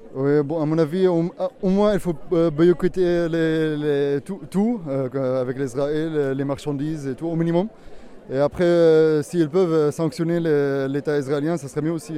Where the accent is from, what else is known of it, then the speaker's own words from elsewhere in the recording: Syria; moved away; je suis né en Syrie